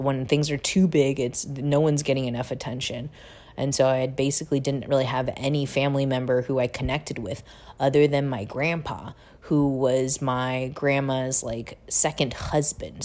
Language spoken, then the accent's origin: English; Seattle, Washington, United States; moved away as an adult; also born or lived in Busan, South Korea / San Francisco; I was adopted to a family in Seattle, Washington